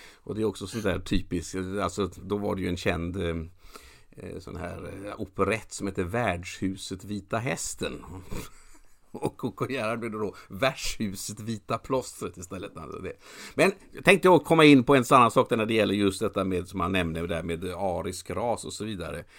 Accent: Gothenburg, Västra Götaland, Sweden; jag är göteborgare

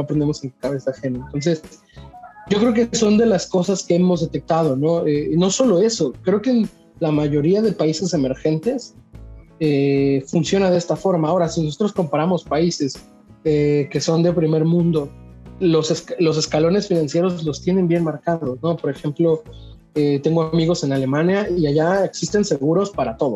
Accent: Mexico; creo yo que como mexicanos

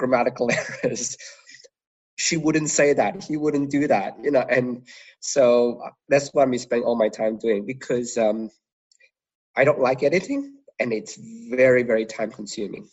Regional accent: Malaysia; moved away; I was originally from Malaysia

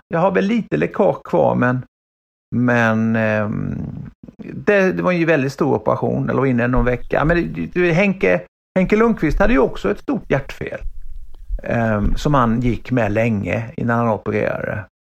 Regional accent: Sweden; accent: Småländska; moved away as an adult; also born or lived in Vimmerby / Åtvidaberg / Växjö; now in Gothenburg, Sweden; jag är född i Vimmerby och sen är jag uppvuxen i Åtvidaberg och Växjö så att jag pratar ju småländska än

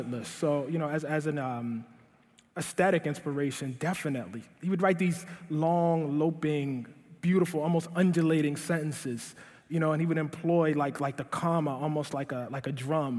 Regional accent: Baltimore, Maryland, United States; moved away; kicked out of a magnet school in my hometown of Baltimore

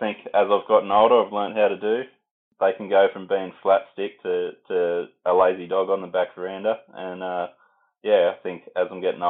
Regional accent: Bathurst, New South Wales, Australia; also born or lived in Sydney / Millthorpe; So I was born in Sydney. We moved to Bathurst when I was about 5 and we had a little farm there. And then we got the bigger farm at Millthorpe when I was about 12 or 13, I think.

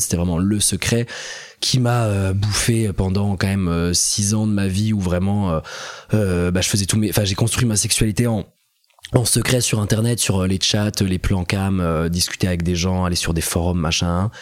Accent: Besançon, Bourgogne-Franche-Comté, France; moved away as an adult; also born or lived in Strasbourg; now in Paris, France; j'ai grandi en Franche-Comté, à Besançon pendant 17 ans

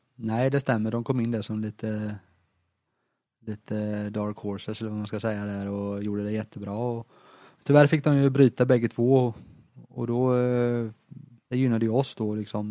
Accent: Småland, Sweden; som smålänning

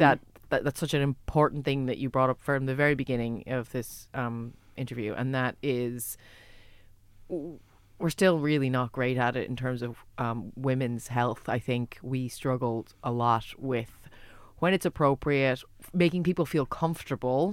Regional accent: United States; now in Ireland; I'm American

